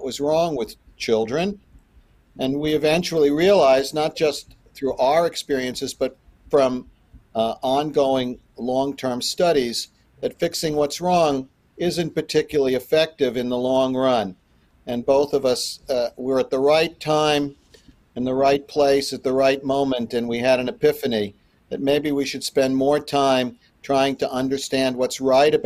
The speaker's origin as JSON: {"language": "English", "town": "New York City", "region": "New York", "country": "United States", "tie": "born or raised there", "moved": "yes", "lives_now": "Salt Lake City, United States", "said": "I grew up in Brooklyn. I've been in Salt Lake since 1977."}